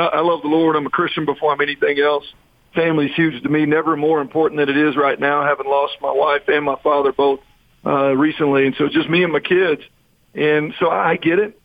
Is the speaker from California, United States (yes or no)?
no; Texas, United States; moved away as an adult; I'm from Texas